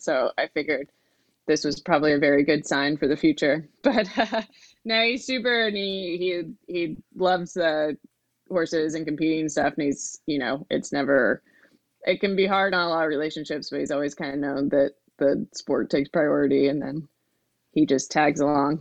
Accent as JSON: {"language": "English", "region": "Midwest", "country": "United States", "tie": "born or raised there", "moved": "yes", "said": "I grew up in the Midwest, a very rural area"}